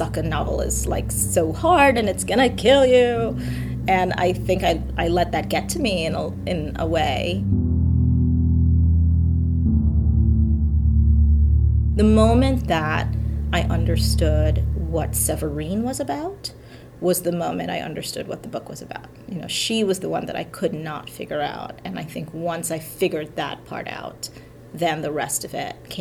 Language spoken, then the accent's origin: English; Trinidad & Tobago; the kind of stories that I grew up hearing in Trinidad